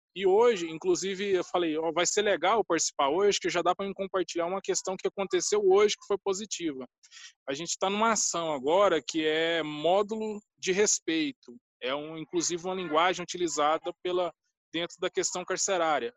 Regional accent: Jaraguá, Goiás, Brazil; eu sou de Jaraguá, interior do estado

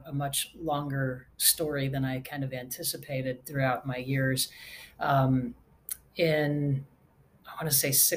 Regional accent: Redwood City, California, United States; moved away as an adult; also born or lived in Salt Lake City, Utah; now in Nashville, United States; I actually grew up in California in the San Francisco Bay Area, a little bit south of San Francisco in a town called Redwood City.

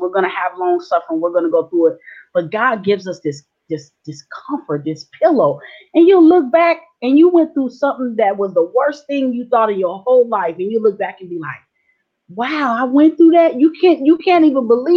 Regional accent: San Diego, California, United States; also born or lived in Long Beach, California / Orange County, California; I was born in San Diego, California. I lived a few years of my life in Long Beach and Orange County. Majority of my life raised in San Diego, Southeast San Diego

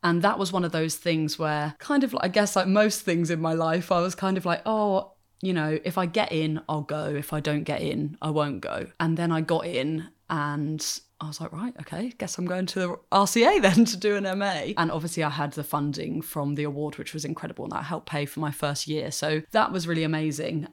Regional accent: Hampshire, South East England, United Kingdom; I grew up in Hampshire in the south of England

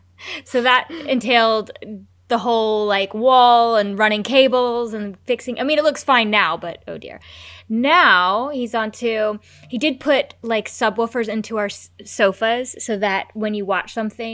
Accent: United States; I'm American.

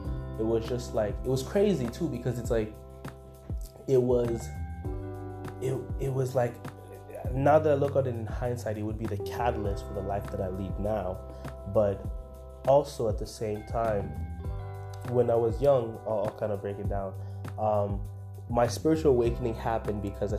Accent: Windsor, Ontario, Canada; also born or lived in Congo; I'm from Congo originally. I'm born in Congo within this lifetime. So I came from Congo, and then I came to Canada, which is where I reside. I live in Windsor, Canada. And I came here at the age of 5

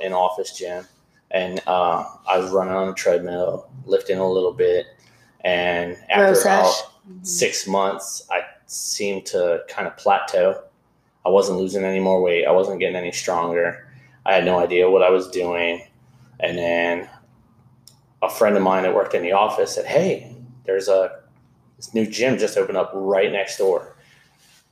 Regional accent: Cincinnati, Ohio, United States; moved away as an adult; also born or lived in Baton Rouge, Louisiana; now in Charleston, United States; I went back home to Cincinnati, went to school, got my degree

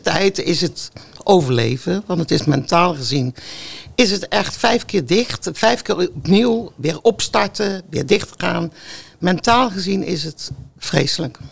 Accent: North Brabant, Netherlands; moved away as an adult; now in Gouda, Netherlands; ik kom uit Brabant

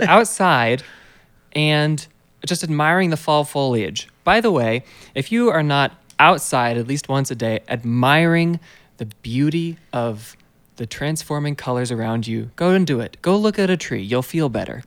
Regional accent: United States; as an American

